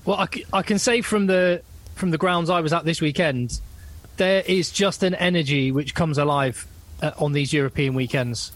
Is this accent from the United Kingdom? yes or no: yes; Newbury, South East England, United Kingdom; my hometown club